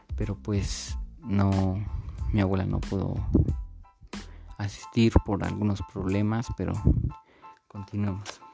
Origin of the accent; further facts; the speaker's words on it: Santiago Matatlán, Oaxaca, Mexico; mi lugar de origen o de mi pueblo de origen llamado Santiago Matatlán